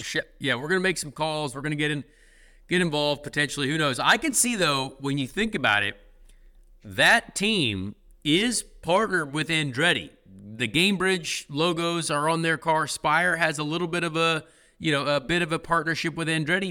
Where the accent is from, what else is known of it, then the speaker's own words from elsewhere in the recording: Indianapolis, Indiana, United States; This is my hometown. I love the Pacers. I'm an IndyCar driver. Indy five hundred, biggest event in the world here in Indianapolis